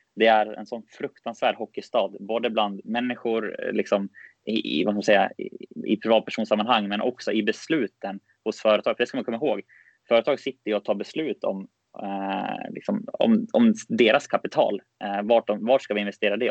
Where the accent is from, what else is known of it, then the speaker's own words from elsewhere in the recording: Västerås, Västmanland, Sweden; moved away; jag kommer ifrån eh, och är född och uppväxt i, i Västerås